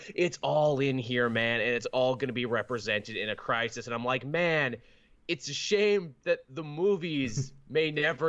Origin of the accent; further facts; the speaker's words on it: New Jersey, United States; I'm from New Jersey, and I love to do that other thing.